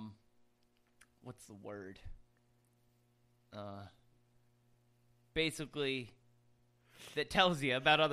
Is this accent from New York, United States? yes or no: yes; Rhinebeck, New York, United States; I'm from Rhinebeck.